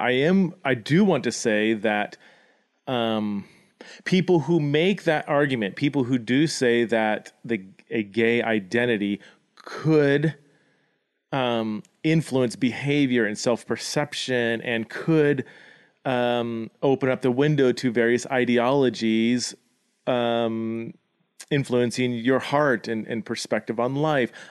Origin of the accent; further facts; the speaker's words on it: United States; my identity as an American citizen